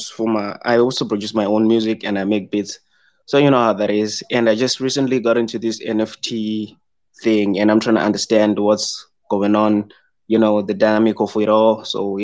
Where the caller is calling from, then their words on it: Zimbabwe; I'm calling in from Zimbabwe.